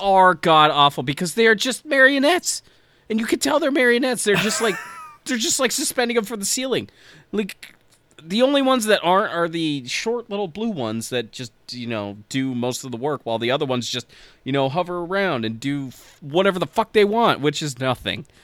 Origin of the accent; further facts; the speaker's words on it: United States; as an American